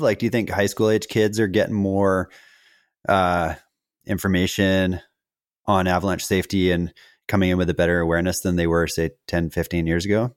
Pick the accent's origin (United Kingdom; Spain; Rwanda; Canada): Canada; Western Canada; as a kid growing up in Western Canada